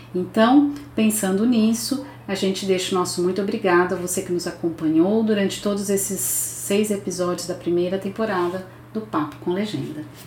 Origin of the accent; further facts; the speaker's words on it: Brazil; como brasileira, como cidadã